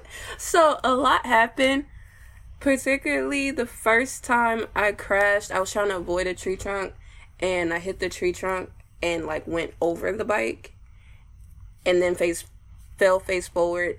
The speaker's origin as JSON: {"language": "English", "town": "Houston", "region": "Texas", "country": "United States", "said": "I'm from Houston, Texas"}